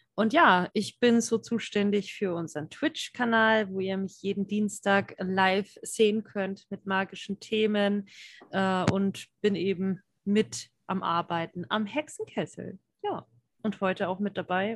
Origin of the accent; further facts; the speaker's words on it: Franconia, Bavaria, Germany; ich komme ja aus dem Frankenland hier, also ich bin Fränkin